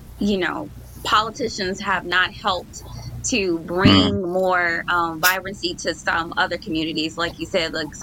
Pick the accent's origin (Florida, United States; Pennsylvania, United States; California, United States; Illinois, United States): Illinois, United States; Chicago; I like living close to my mom, but I don't live like in that area anymore. I'm still like 20 minutes away, but I'm on the south side of Chicago